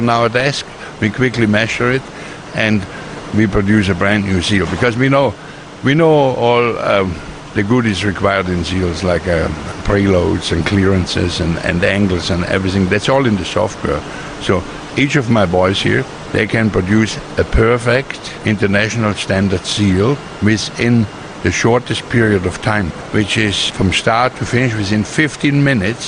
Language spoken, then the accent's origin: English; Austria; moved away as an adult; now in Queensland, Australia; I'm from Austria, but I'm Australian permanent resident. Probably more Australian now than Austrian, because I'm longer here than I was in Austria.